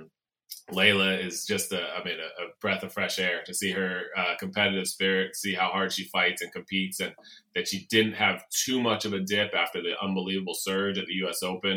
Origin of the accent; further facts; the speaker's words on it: New York City, New York, United States; Flushing Meadows, for me, I was a fan growing up there